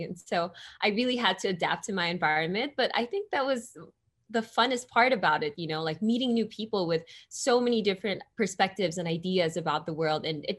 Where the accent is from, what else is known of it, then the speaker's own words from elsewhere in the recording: Philippines; It was very fun, you know, and I think Filipino culture, it's just so vibrant.